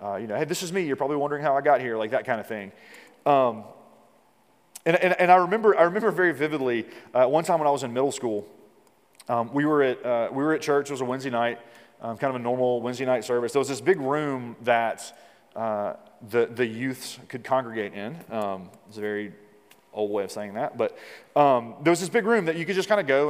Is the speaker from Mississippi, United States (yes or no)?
yes; Mississippi, United States; like the Deep South, like I'm from Mississippi